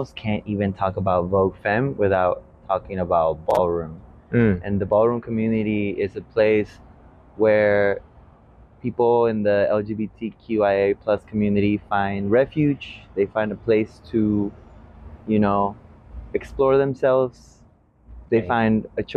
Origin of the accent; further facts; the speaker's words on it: Veracruz, Mexico; now in Portland, United States; originally from Veracruz, Mexico, born and raised